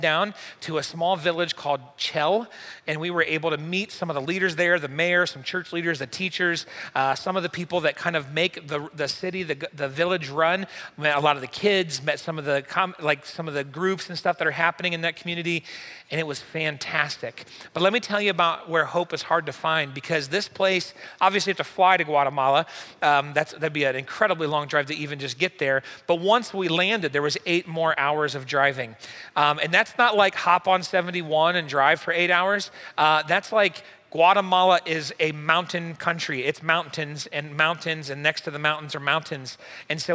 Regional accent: United States; we're from the United States

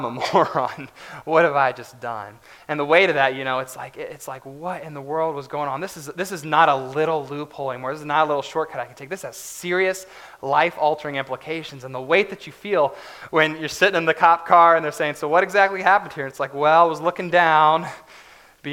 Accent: West Virginia, United States; I grew up in West Virginia, so all the roads there are basically curves

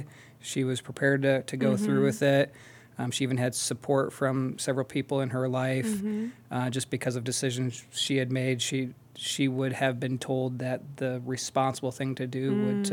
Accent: Midland, Michigan, United States; moved away as an adult; also born or lived in Wisconsin; now in Akron, United States; I grew up in a small town called Midland, Michigan

